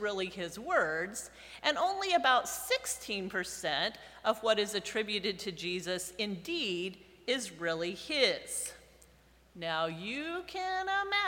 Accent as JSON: {"language": "English", "country": "United States", "said": "I come from America, right? From North America, from the United States"}